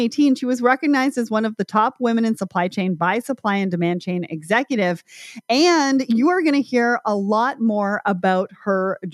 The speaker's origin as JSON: {"language": "English", "country": "Canada", "said": "I'm Canadian"}